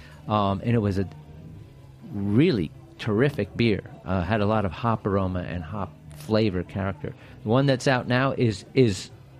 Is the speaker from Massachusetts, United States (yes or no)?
no; New Jersey, United States; I grew up in New Jersey